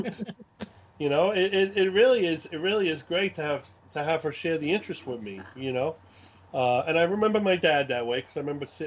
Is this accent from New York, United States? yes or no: yes; New York City, New York, United States; accent: Brooklyn; this is a real Brooklyn accent. I was born in Brooklyn and raised in Brooklyn